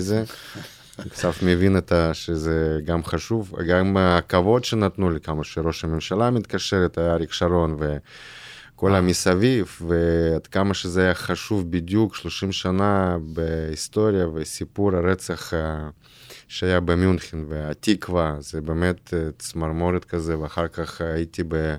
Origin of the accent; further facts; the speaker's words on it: Irkutsk, Irkutsk Oblast, Russia; Hebrew is a second language; moved away as an adult; now in Israel; אני גדלתי בברית המועצות